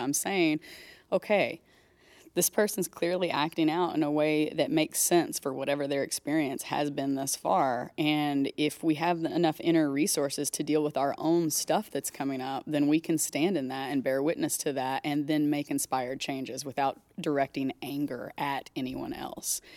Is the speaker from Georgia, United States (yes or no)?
no; Texas, United States; moved away; so I grew up in Texas. I lived most of my life there